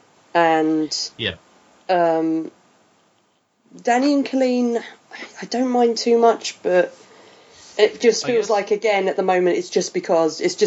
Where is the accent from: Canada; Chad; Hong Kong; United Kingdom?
United Kingdom; I'm just British.